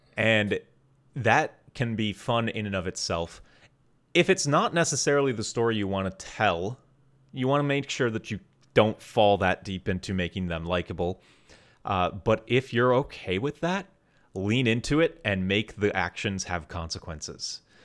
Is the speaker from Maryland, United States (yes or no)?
no; Wisconsin, United States; I grew up in Wisconsin